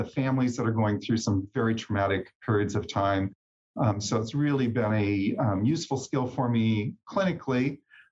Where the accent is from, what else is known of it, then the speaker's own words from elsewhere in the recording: Oregon, United States; moved away as an adult; also born or lived in Portland, Oregon; now in Iowa, United States; I grew up out in Oregon and lived out there until I was about 29